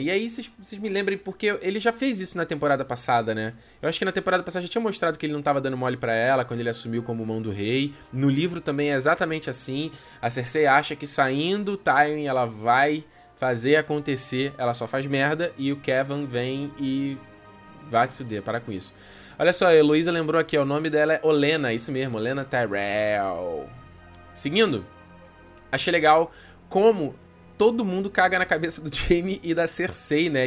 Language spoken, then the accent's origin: Portuguese; Brazil; A gente é do Brasil